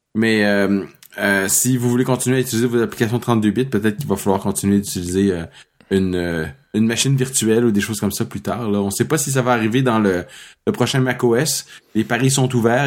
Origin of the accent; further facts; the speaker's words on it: Toronto, Ontario, Canada; je suis né à Toronto en 1969.